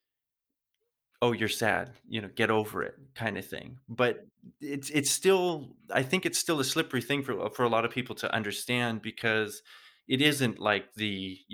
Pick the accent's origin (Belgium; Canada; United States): Canada; moved away as an adult; now in Germany; I'm living here now in Germany. I'm originally from Canada